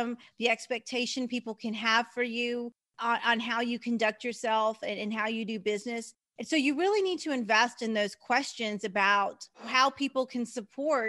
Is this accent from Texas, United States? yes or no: yes; Texas, United States; also born or lived in Kansas; I'm from Texas.